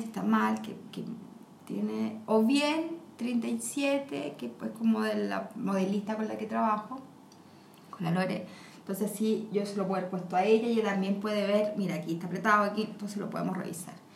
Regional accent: Chile; somos latinos

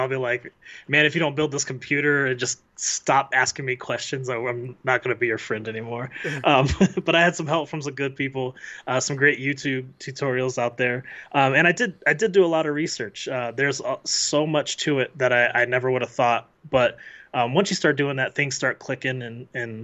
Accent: Colorado, United States; We grew up in Colorado together

